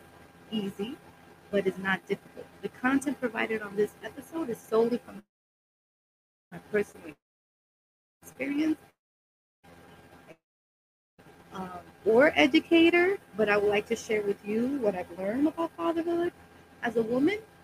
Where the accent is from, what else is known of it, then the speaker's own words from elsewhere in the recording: New York City, New York, United States; also born or lived in Brooklyn, New York City; I was born in Brooklyn, raised in Washington Heights, and now living in the Bronx